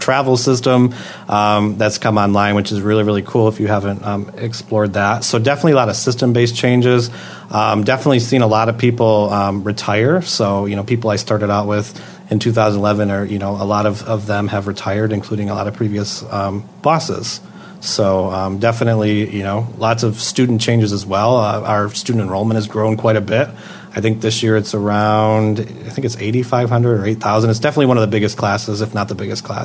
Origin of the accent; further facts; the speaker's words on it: Swartz Creek, Michigan, United States; my hometown of Swartz Creek, which is near Flint